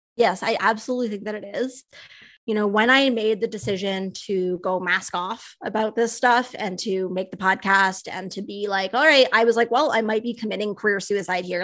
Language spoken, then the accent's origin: English; Canada; I'm a Canadian